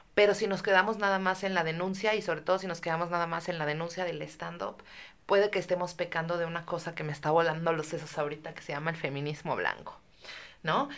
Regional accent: Mexico; como mexicanos

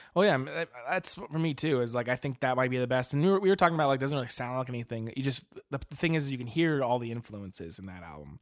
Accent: Arizona, United States; now in Portland, United States; we're originally from Arizona, or I am at least, and uh, now we both live in Oregon, Portland

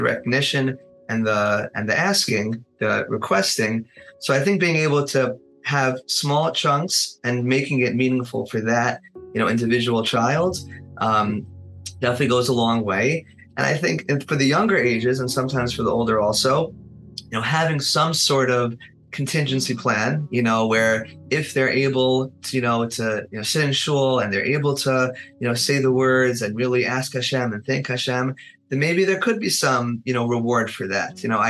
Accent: Muncie, Indiana, United States; I grew up in Muncie

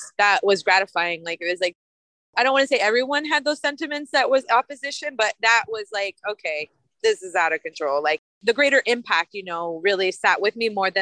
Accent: California, United States; moved away; I come from California and it was really a culture shock.

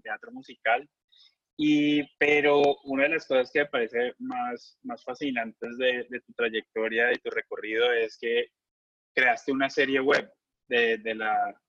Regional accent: Colombia; moved away as an adult; also born or lived in United States; colombiano del grupo

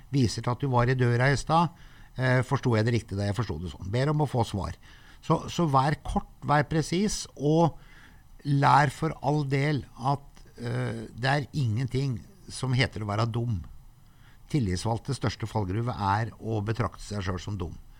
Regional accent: Sogndal, Vestland, Norway; moved away; jeg har vokst opp i Sogndal og gått hele folkeskolen

